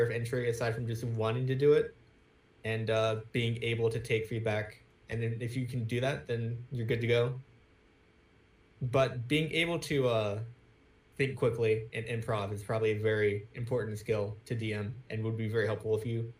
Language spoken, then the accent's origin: English; on the Georgia-Florida line, United States; moved away; also born or lived in Virginia Beach, Virginia; I was a country boy until I moved from Georgia to Virginia Beach.